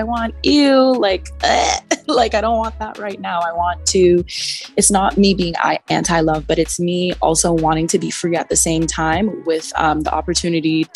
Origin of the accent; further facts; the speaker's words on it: Trinidad & Tobago; now in Toronto, Canada; I'm originally from Trinidad and Tobago, which it is the land of free spirit and lots of music and culture. So when moving to Canada